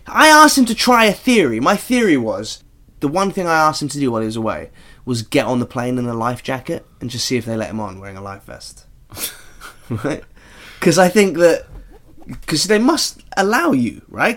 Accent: Norfolk, East of England, United Kingdom; I grew up in Norfolk

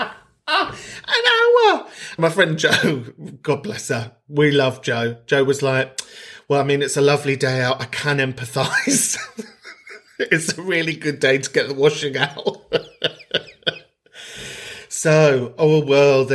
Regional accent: Donegal, Ulster, Ireland; I'm from Donegal, the homeland, the motherland

